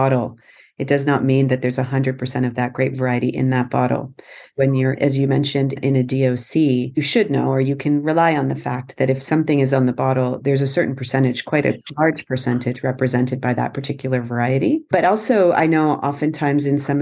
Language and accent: English; Canada; I am Canadian, but I'm of Indian origin